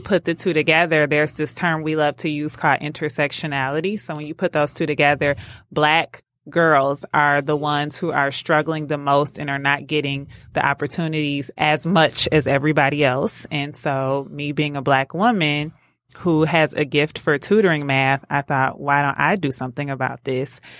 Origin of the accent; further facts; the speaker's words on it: Detroit, Michigan, United States; growing up in Detroit, I was a part of a program called DAPSEP